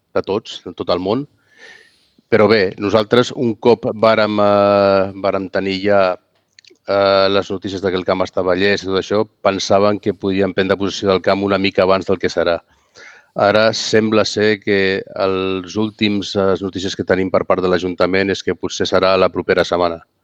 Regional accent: Catalonia, Spain; sóc català

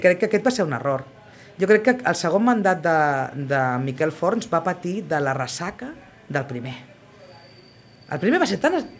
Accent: Sitges, Catalonia, Spain; la política al meu poble

